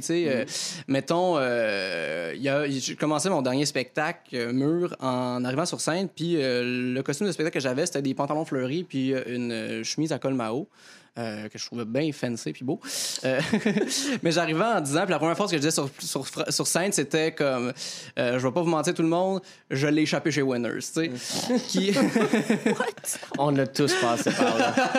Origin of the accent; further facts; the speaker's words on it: near Joliette, Quebec, Canada; Joliette, qui, est proche de mon village natal